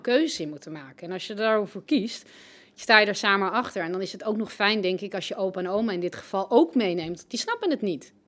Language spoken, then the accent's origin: Dutch; Amstelveen, North Holland, Netherlands; ik groeide op in Amstelveen